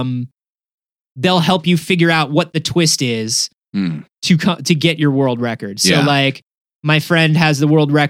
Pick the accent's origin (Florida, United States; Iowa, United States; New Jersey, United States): Florida, United States; Central; I'm from Central Florida